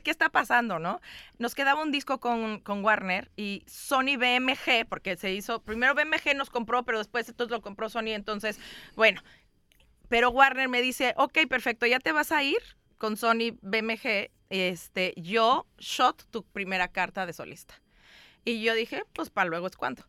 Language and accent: Spanish; Mexico; also born or lived in Chicago; vengo de México